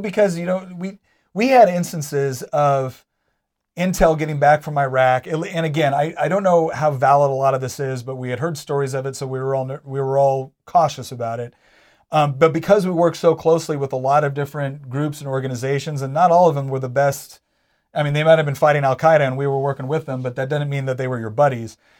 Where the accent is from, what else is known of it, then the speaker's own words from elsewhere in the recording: Charlottesville, Virginia, United States; I'm from Charlottesville